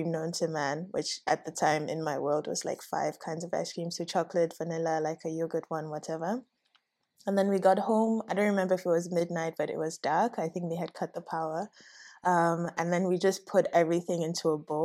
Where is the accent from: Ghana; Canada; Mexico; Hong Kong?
Ghana; I grew up in Okosumbo, and so it was me and my sister